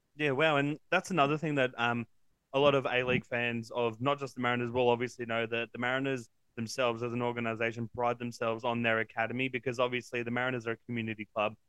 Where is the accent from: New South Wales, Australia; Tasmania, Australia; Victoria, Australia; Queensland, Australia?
New South Wales, Australia; Central Coast; we both grew up on the coast